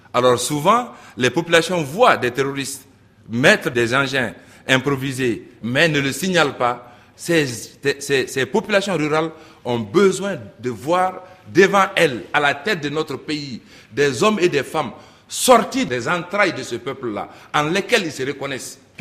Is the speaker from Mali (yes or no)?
yes; Mali; chez nous, au Mali